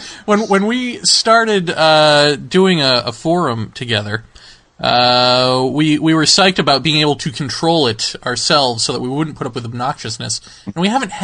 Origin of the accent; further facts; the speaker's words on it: New York City, New York, United States; I'm from Queens.